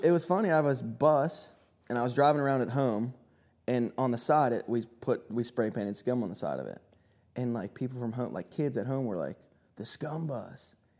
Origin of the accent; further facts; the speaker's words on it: Pittsburgh, Pennsylvania, United States; I'm from Pittsburgh.